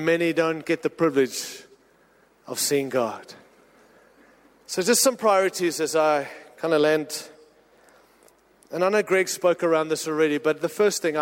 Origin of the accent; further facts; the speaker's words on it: United States; I'm an American, married to an American, happy to live in America